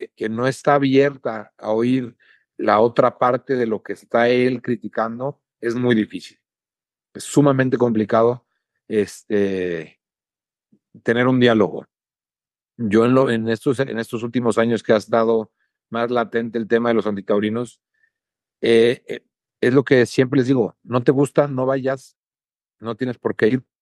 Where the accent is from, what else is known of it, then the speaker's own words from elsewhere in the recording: San Luis Potosí, Mexico; mi tierra, en mi plaza, con mi gente